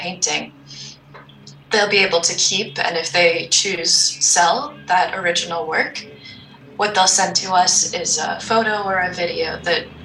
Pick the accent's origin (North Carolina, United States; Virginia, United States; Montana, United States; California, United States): Montana, United States; I grew up in Montana